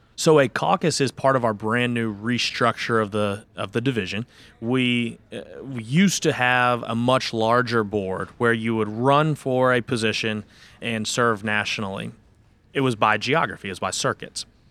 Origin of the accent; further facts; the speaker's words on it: Louisville, Kentucky, United States; also born or lived in Nashville, Tennessee; I am born and raised in Louisville, Kentucky as well